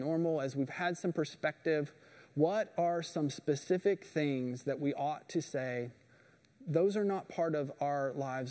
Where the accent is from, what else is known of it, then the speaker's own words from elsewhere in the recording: Indiana, United States; moved away; I'm from Indiana. We don't have a lot of rocks where I'm from